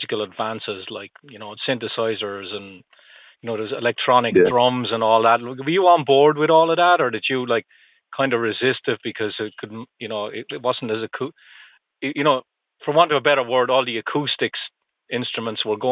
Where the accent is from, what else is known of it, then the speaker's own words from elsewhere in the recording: Ireland; you can probably tell I'm from Ireland